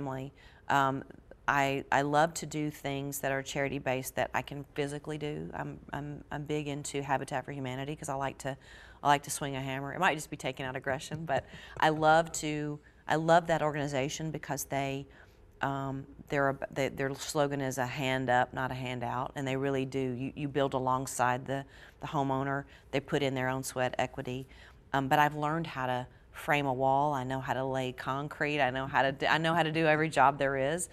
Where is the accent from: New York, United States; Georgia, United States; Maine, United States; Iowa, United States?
Georgia, United States; moved away; my home state of Georgia